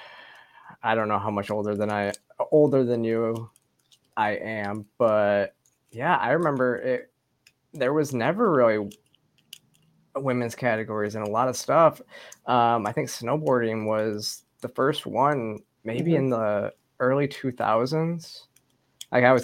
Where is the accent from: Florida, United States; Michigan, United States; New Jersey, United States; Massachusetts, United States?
Michigan, United States; Flint; moved away; also born or lived in Georgia; I grew up in Michigan too